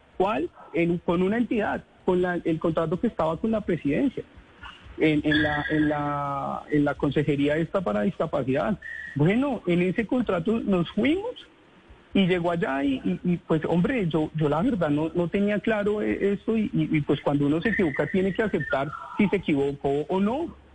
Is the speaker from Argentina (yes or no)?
no; Colombia; sacar adelante mi familia en mi país, a este país que amo